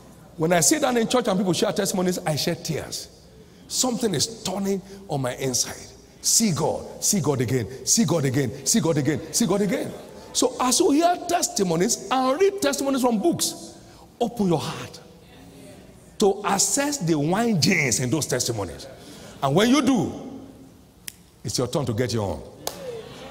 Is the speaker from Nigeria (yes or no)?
yes; Nigeria; I came all the way from Nigeria